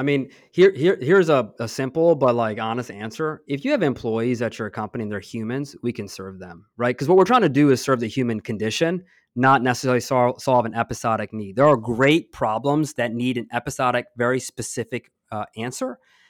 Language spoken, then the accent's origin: English; East Coast, United States; I grew up on the East Coast, and my parents came here when I was 5, and I grew up in a blue-collar family.